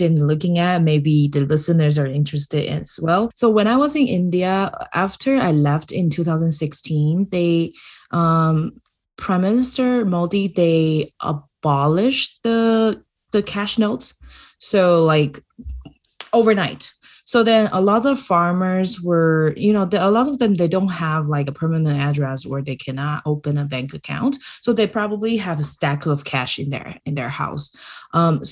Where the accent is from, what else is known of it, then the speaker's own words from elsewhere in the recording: Taiwan; I'm from Taiwan